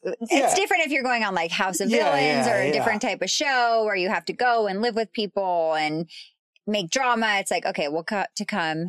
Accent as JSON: {"language": "English", "town": "Las Vegas", "region": "Nevada", "country": "United States", "said": "I'm from Las Vegas, Nevada."}